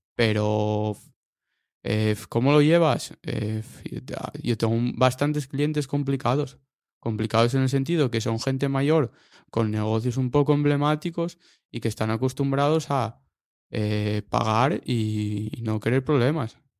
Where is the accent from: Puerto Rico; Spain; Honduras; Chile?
Spain; Mieres, Asturias; yo soy de Mieres, Mieres. Nací allí, vivo allí, de momento